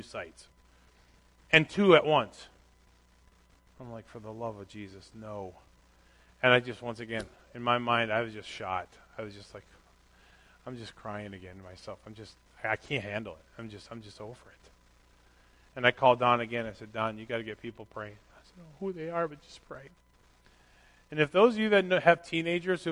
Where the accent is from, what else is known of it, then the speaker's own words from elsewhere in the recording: Minnesota, United States; I grew up in Minnesota